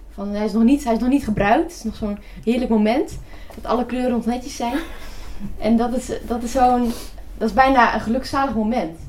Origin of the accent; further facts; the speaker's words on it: North Brabant, Netherlands; accent: not so broad Brabants; Mijn vader is niet, niet Brabants, dus wij, ik ben nog, ik ben niet zo plat opgevoed